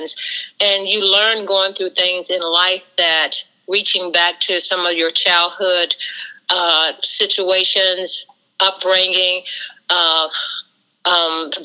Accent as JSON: {"language": "English", "region": "West Virginia", "country": "United States", "tie": "born or raised there", "said": "growing up in West Virginia, it was almost like we had our own mini little band and sports team."}